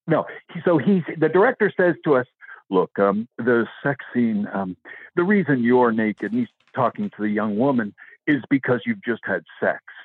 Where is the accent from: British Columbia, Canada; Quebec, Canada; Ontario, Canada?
British Columbia, Canada; Vancouver; I am actually from Vancouver. That's where I live